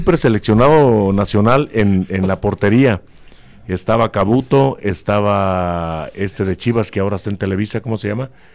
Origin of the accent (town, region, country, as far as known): Celaya, Guanajuato, Mexico; born or raised there